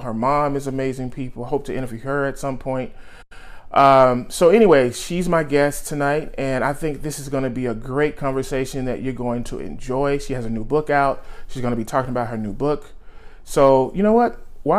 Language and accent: English; Dallas, Texas, United States; now in San Diego, United States; You live in Dallas, right? My hometown, right?